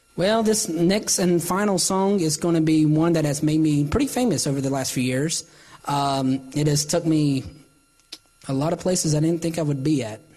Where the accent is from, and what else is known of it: Salisbury, North Carolina, United States; born or raised there